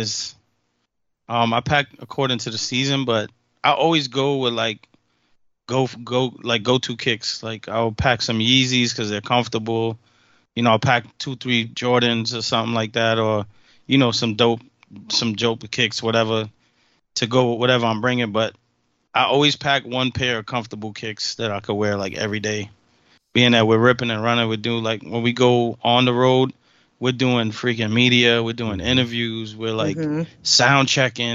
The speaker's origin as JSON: {"language": "English", "region": "New York", "country": "United States", "said": "I'm from New York"}